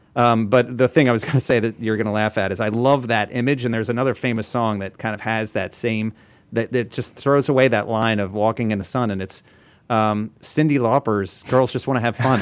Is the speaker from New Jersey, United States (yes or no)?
yes; New Jersey, United States; we're both from New Jersey